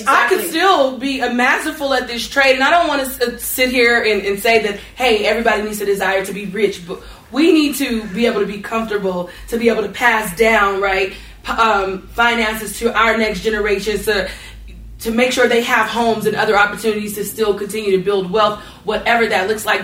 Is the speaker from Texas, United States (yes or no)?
no; North Las Vegas, Nevada, United States; I grew up in North Las Vegas, and I went to ATEC.